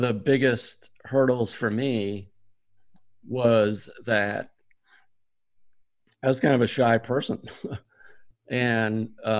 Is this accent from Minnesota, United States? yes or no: no; South Dartmouth, Massachusetts, United States; I grew up in South Dartmouth, Mass, just about 60 miles from Boston